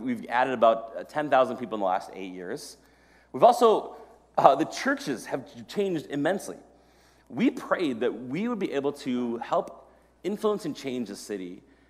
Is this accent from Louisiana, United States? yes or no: no; Maple Grove, Minnesota, United States; I grew up here in Maple Grove, and I love this city so much.